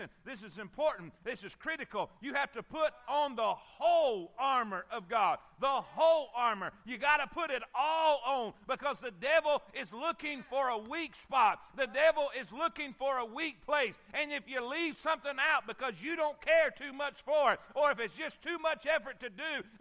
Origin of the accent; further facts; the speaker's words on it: South Florida, United States; I'm from South Florida